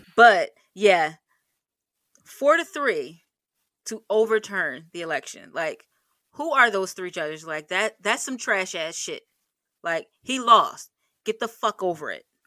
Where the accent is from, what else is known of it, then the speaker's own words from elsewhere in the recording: United States; as an American citizen